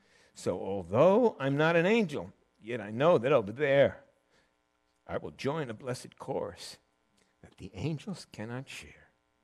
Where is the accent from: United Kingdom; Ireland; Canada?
Ireland; I think it's my first time going over. I'm Irish.